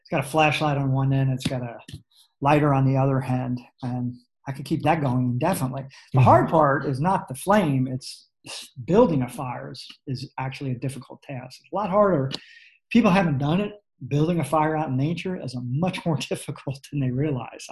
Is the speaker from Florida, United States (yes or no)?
no; New York City, New York, United States; I grew up in New York City in the Bronx